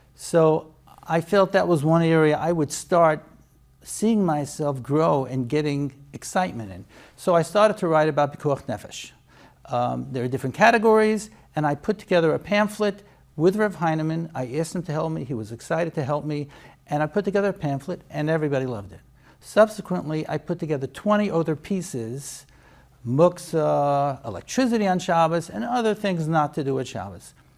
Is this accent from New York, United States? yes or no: yes; New York City, New York, United States; moved away as an adult; also born or lived in Lakewood / Israel / Boca Raton; now in Baltimore, United States; I grew up in Borough Park